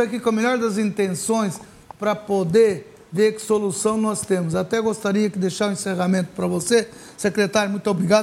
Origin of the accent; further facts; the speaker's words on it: Ribeirão Preto, São Paulo, Brazil; Somos de Ribeirão